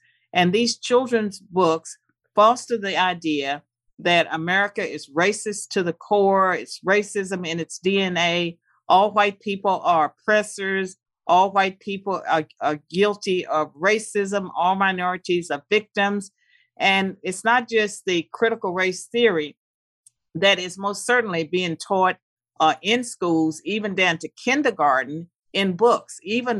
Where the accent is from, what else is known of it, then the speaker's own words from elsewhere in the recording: United States; I don't know if that would have been a … success story, because I grew up believing in the American dream. I believed that I lived in the greatest country in the world.